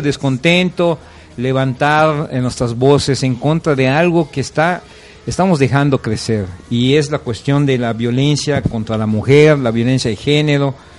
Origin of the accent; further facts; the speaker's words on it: Yucatán, Mexico; a nosotros como como ciudadanos, como yucatecos